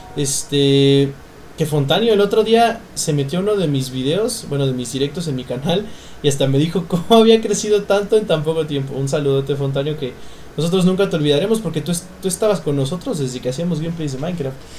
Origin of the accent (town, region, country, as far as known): Mexico